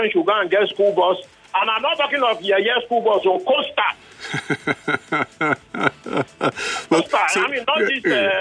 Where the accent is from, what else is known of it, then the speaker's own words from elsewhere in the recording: Lagos, Nigeria; I grew up in Ikoyi